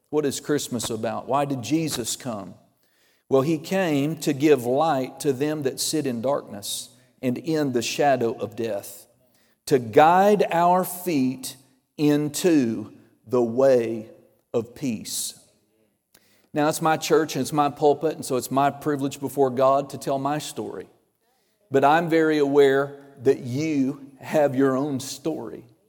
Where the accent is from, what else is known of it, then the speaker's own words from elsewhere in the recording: Oklahoma, United States; I'm from Oklahoma